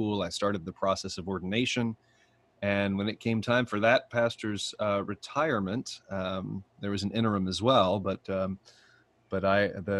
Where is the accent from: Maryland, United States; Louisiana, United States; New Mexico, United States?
Louisiana, United States; Alexandria; also born or lived in Edinburgh, Scotland; I'm originally from Alexandria, I was born here